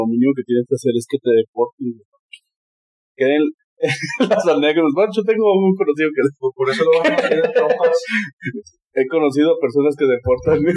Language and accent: Spanish; Mexico; Soy mexicano, este, ya no piden pasaporte en este país.